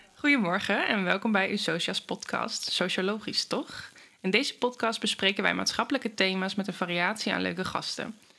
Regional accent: Hengelo, Overijssel, Netherlands; ik kom uit Hengelo

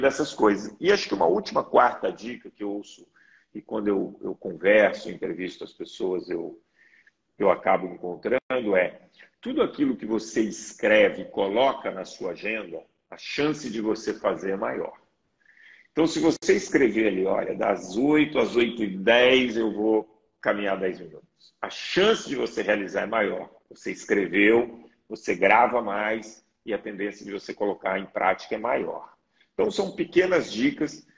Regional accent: Belo Horizonte, Minas Gerais, Brazil; eu sou mineiro, Belo Horizonte

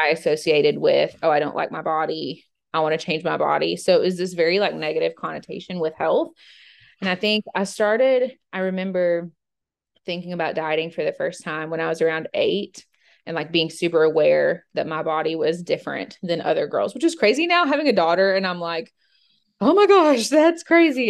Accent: Georgia, United States; now in Middle Tennessee, United States; I grew up in Georgia and went to the University of Georgia

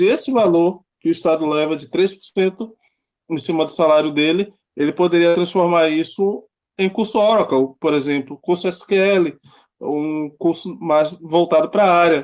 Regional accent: Salvador, Bahia, Brazil; moved away; also born or lived in São Paulo; Eu sou natural de Salvador, saí da Bahia

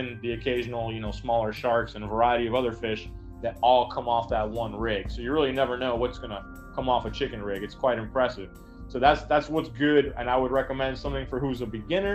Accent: South Florida, United States; I'm from South Florida

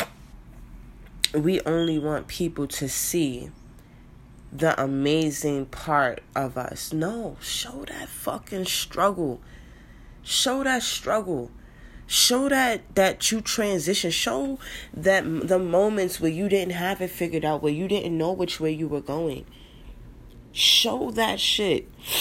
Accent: New York City, New York, United States; I grew up in the Bronx

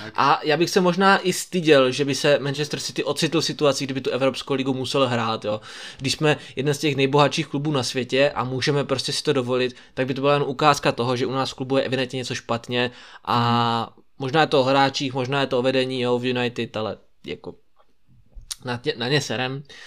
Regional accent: Brno, South Moravian Region, Czechia; tady u nás v Brně

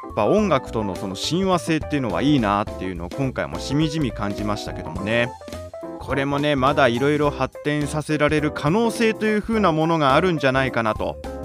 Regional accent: Chofu, Tokyo, Japan; 私の実家のその調布調布

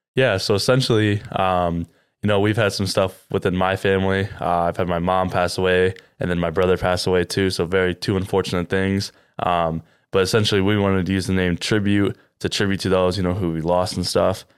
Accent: Cedar Rapids, Iowa, United States; I'm from Cedar Rapids as well.

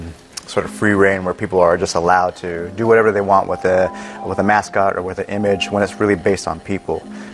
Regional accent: North Dakota, United States; also born or lived in New Mexico; I mean, I'm from North Dakota, but I'm also from New Mexico, and there's no teepees in our culture.

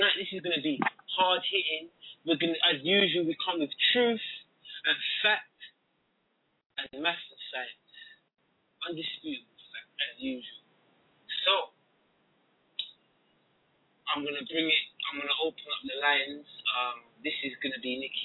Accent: Jamaica; I'm Jamaican as well

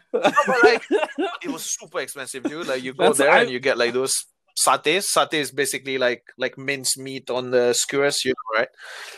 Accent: Singapore; But like, even as a Singaporean living here for a while

